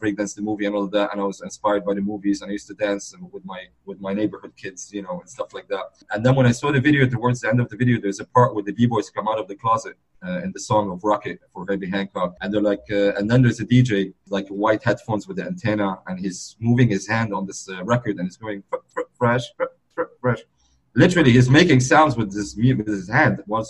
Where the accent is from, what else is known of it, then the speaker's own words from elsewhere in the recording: Beirut, Beirut Governorate, Lebanon; I was born in Beirut, Lebanon, my hometown. I'm originally from the Middle East, from Lebanon